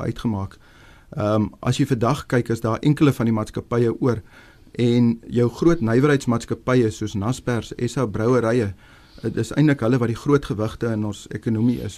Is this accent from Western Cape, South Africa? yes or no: no; Upington, Northern Cape, South Africa; moved away; ek kom oorspronklik van Appington af